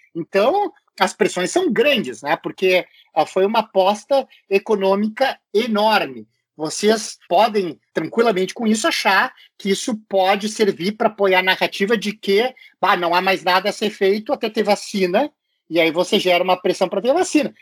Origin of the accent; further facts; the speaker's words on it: Buenos Aires, Argentina; moved away; eu sou de Buenos Aires, eu sou portenho